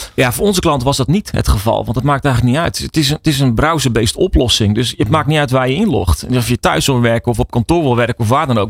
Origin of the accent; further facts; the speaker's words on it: Netherlands; Wij zijn Nederlanders